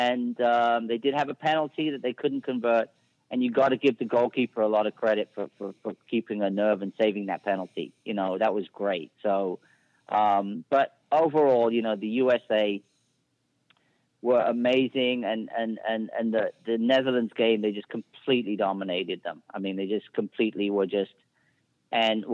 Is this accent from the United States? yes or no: no; England, United Kingdom; I'm from England